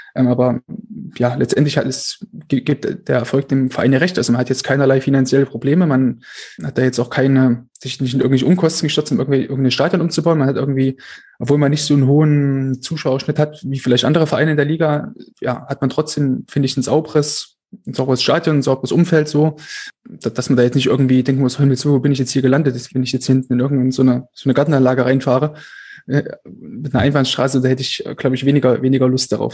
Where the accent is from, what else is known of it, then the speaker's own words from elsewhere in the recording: Altenburg, Thuringia, Germany; also born or lived in Erfurt; also ich komme aus, aus Altenburg, einem kleinen Dorf von Altenburg, das ist ja so Ostthüringen, der letzte Zipfel dort